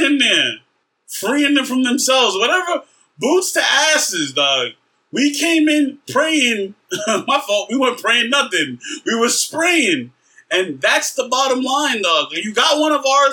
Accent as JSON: {"language": "English", "country": "United States", "said": "as an American"}